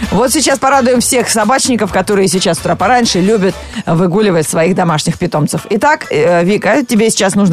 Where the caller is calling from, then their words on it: Moscow, Russia; Я из Москвы, да, еще пока не отключили.